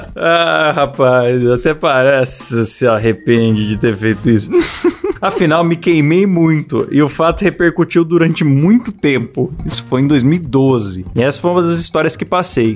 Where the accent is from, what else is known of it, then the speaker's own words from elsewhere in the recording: São Paulo, Brazil; moved away; eu sou paulistano.